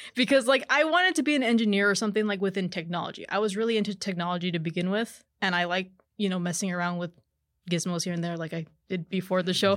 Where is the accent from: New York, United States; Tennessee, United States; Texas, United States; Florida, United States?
Texas, United States; McAllen; also born or lived in Edinburg, Texas / Mercedes, Texas; I was raised in McAllen, I went to high school in Mercedes